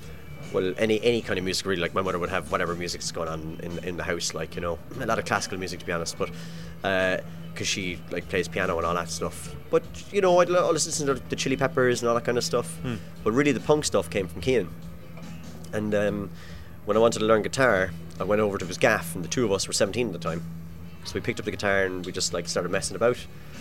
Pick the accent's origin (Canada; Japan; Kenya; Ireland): Ireland; Cork, Munster; I grew up in Cork, so I don't even understand the full complexities about it, like, you know.